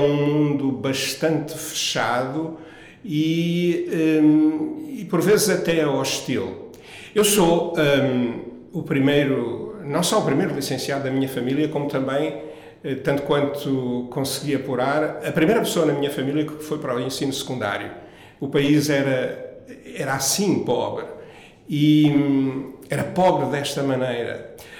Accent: Angola; moved away as an adult; also born or lived in Viana do Castelo, Portugal / United States; now in Portugal; Eu nasci numa pequena aldeia próxima de Viana do Castelo, mas muito novo fui para Angola, de modo que toda a minha infância e juventude decorreu em Angola

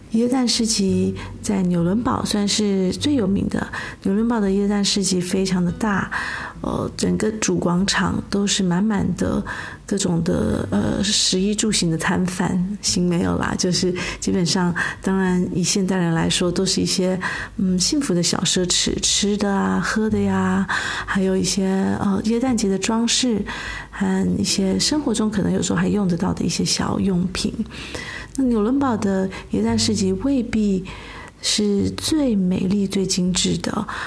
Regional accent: Taiwan; 我们台湾人还是喜欢有点肥的，有点甜的

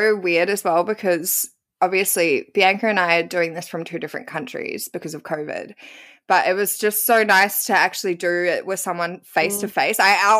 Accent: New Zealand; I'm from New Zealand, so like I don't know. We got the best of both worlds. I'm the most Aussiest bogan Kiwi that you'll ever meet.

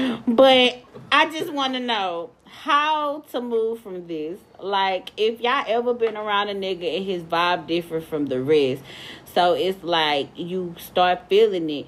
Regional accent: Texas, United States; we are from Texas

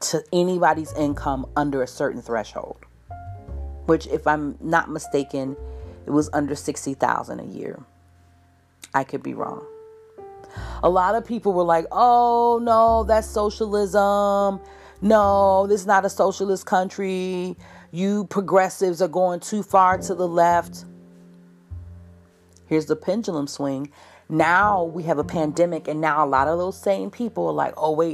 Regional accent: United States; as an American

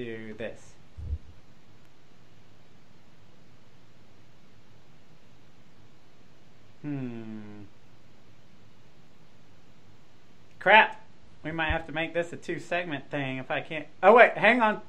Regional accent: Jacksonville, Florida, United States; I grew up in Jacksonville

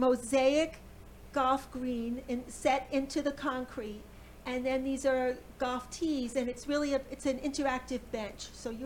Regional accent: Long Island, New York, United States; moved away; But I'm originally from New York, so we have a family place there

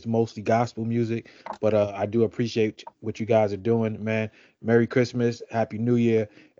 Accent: New York City, New York, United States; I'm born and raised in Brooklyn, New York, but I'm a diehard Eagle fan.

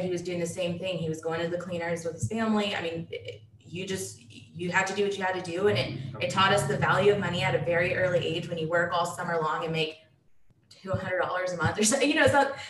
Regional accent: Dallas, Texas, United States; am born and raised in Dallas, Texas

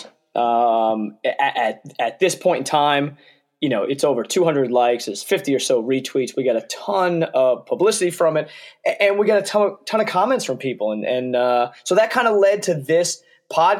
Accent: Long Island, New York, United States; where I grew up on Long Island.

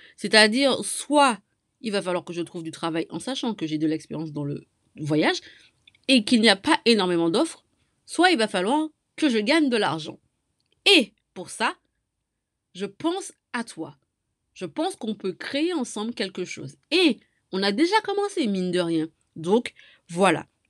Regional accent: Martinique; je viens moi-même de la Martinique

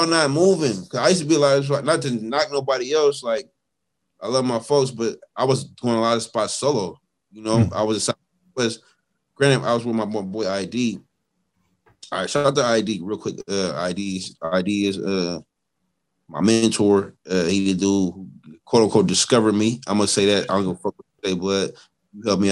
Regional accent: the Bay Area, California, United States; I'm from the Bay

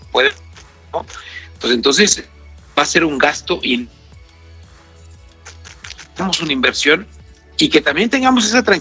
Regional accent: Mexico

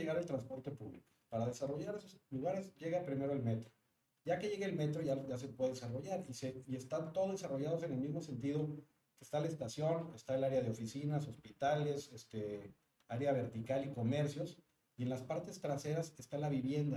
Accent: Monterrey, Nuevo León, Mexico

